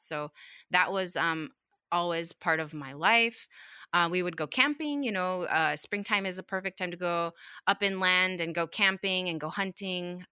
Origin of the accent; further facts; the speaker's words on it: Utqiagvik, Alaska, United States; I grew up in Utkali, um, which is a community of, what, four thousand five hundred people about